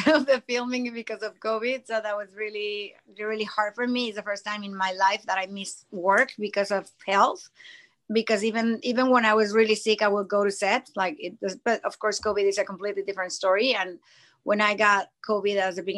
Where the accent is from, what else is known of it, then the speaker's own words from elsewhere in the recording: Mexico City, Mexico; moved away as an adult; now in United States; I lived in Mexico my most of my life, until 16, 17 years ago. And then when I moved to the States